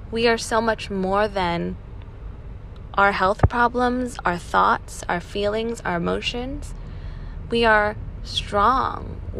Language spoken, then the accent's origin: English; United States; As a Filipina American mental health practitioner, it's one of my goals to help our listeners and ourselves understand the importance of feeling our emotions